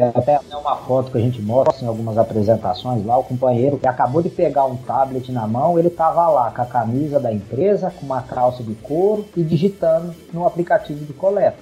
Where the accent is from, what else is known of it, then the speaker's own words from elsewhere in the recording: São José do Rio Preto, São Paulo, Brazil; Eu sou natural de São José do Rio Preto, estado de São Paulo. Basicamente, a criação foi toda aí